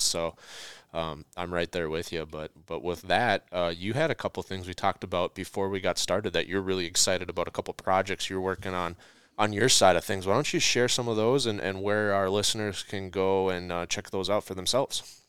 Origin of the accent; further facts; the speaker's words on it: Minnesota, United States; we're all from Minnesota